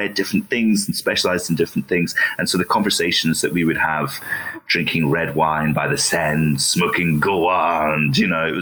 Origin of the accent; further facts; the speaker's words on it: Falkirk, Scotland, United Kingdom; now in Edinburgh, United Kingdom; I grew up mostly in Falkirk, which is just down the road from Edinburgh